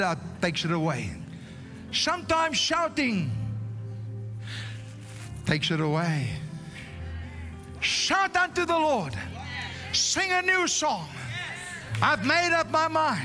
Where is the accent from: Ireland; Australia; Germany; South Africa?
South Africa; first language Afrikaans; English is a second language; I can't even speak English properly because I'm a South African Afrikaner. I was born Afrikaans